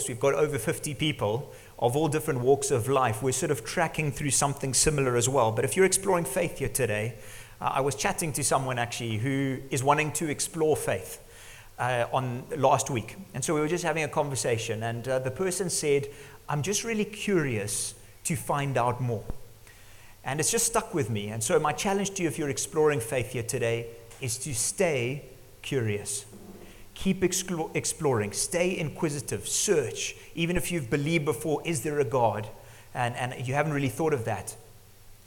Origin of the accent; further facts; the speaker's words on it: Zimbabwe; growing up in Zimbabwe, living here